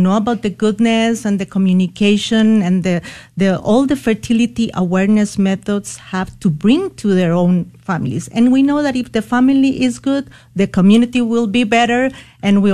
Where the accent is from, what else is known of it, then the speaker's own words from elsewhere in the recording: Costa Rica; moved away as an adult; now in San Antonio, United States; I was born and raised in Costa Rica